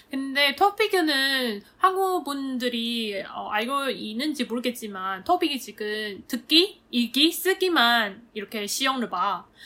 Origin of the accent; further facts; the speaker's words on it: Taiwan; Korean is a second language; moved away; 내가 대만 사람인 거